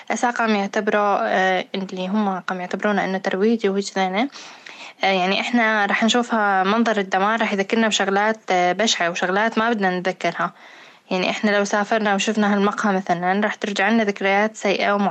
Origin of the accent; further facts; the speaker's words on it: Syria; ممكن يخدمنا كسوريين